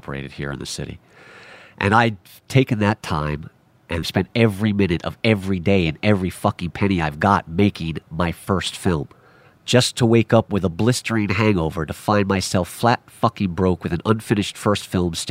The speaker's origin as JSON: {"language": "English", "town": "New York City", "region": "New York", "country": "United States", "tie": "born or raised there"}